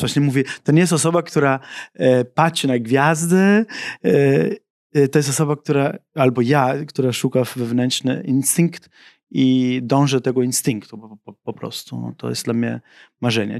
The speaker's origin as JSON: {"language": "Polish", "country": "Germany", "tie": "born or raised there", "also_born_or_lived": "Sicily", "second_language": "Polish", "moved": "yes", "lives_now": "Poland", "said": "my z, z, z tym synem imigrantów wychowaliśmy się w Niemczech."}